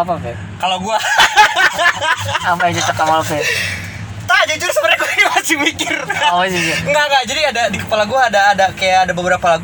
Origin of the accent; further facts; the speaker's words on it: Bogor, West Java, Indonesia; kedua gue anak Bogor